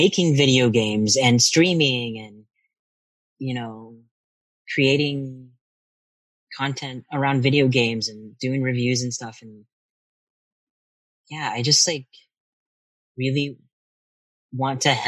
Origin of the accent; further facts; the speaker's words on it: Arkansas, United States; moved away; I'm from Arkansas